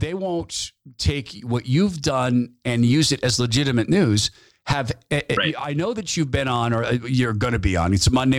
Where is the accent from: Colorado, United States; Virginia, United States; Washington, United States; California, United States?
Washington, United States; moved away; I was born in Washington State and raised my daughter there.